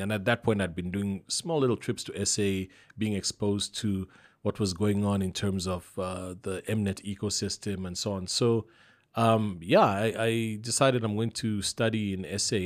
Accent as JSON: {"language": "English", "country": "Zambia", "said": "I'm from Zambia, it's Zambezi"}